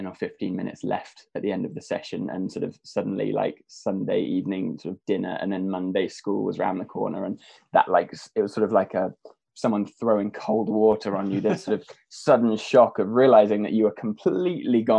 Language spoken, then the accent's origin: English; Norfolk, East of England, United Kingdom; I was from Norfolk originally, and my dad was my tennis coach. So grew up with a sort of racket in my hand from very early on